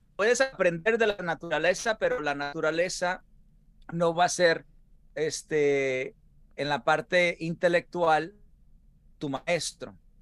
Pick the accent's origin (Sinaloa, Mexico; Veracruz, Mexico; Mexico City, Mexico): Sinaloa, Mexico; moved away; como sinaloense, mira, yo crecí con, con todos, pues Salvador Sánchez y todas eh, Pipino Cuevas